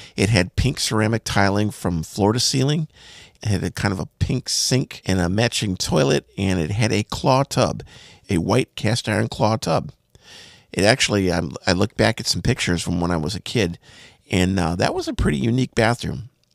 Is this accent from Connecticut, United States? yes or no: no; Bismarck, North Dakota, United States; the house I grew up in in Bismarck, North Dakota